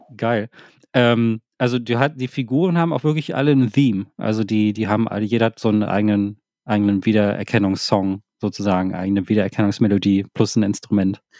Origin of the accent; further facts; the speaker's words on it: Thailand; also ich komme aus Thailand